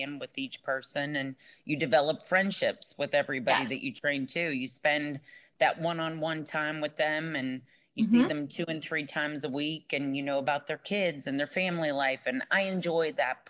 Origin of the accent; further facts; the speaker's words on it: Pittsburgh, Pennsylvania, United States; moved away as an adult; I'm originally from Pittsburgh, from Pennsylvania, and I've been down here for 11, 12 years